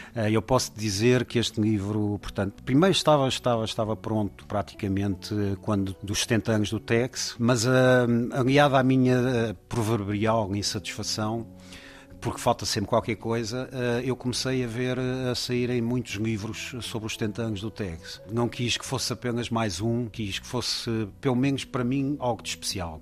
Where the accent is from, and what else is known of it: Portugal; born or raised there